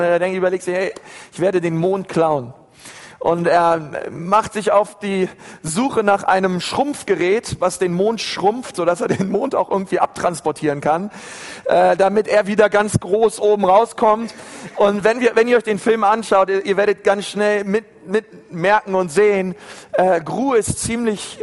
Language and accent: German; Berlin, Germany; ich bin in, in Berlin in einer Gemeinde groß geworden